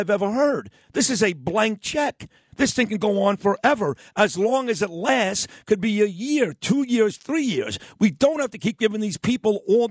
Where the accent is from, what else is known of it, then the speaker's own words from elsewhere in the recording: New York City, New York, United States; I'm from Brooklyn